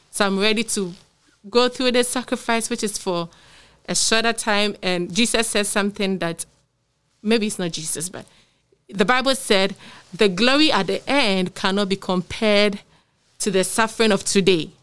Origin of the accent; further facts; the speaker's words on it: Ghana; I'm from Ghana